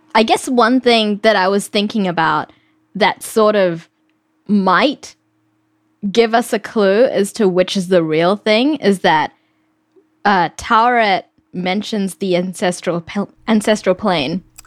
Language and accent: English; New Zealand; moved away as an adult; now in United States; I grew up in New Zealand, and I moved to the US about eight years ago